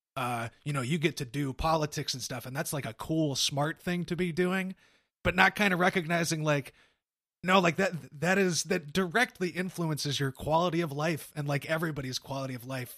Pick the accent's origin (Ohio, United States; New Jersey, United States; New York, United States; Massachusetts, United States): Ohio, United States; Cincinnati; I was born in Cincy